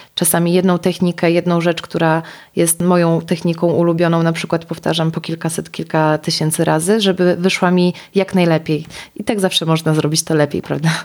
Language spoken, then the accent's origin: Polish; Białystok, Podlaskie Voivodeship, Poland; Ja pochodzę z Białegostoku, gdzie, gdzie takiego dużego wyboru nie było